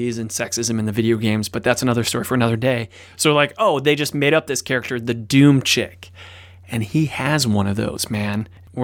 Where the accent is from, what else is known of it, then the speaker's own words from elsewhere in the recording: Cleveland, Ohio, United States; near Cleveland, born and raised, which is where I'm from.